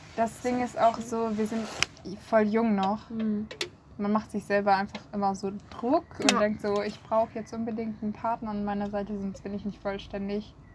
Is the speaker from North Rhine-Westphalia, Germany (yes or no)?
yes; North Rhine-Westphalia, Germany; moved away as an adult; now in Marburg, Germany; Ich komme aus NRW